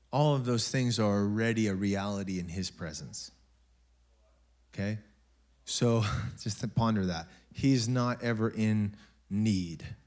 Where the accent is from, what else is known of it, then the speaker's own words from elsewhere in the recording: United States; we're American